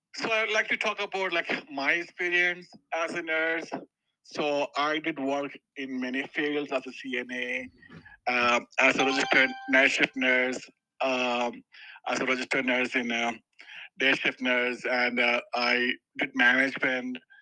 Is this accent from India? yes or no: yes; India; moved away as an adult; now in Denver, United States; I'm basically from India, so I did my uh, education in India, uh, and uh, and I worked there for a couple of years. Uh, and then I came to 2013 to US.